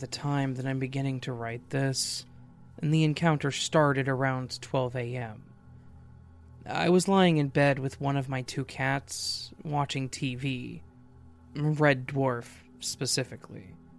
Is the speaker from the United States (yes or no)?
no; Launceston, Tasmania, Australia; moved away as an adult; now in Hobart, Australia; I'm from Launceston, the cesspit, I call it. So I moved to Hobart at about 26 to 7 years old for university.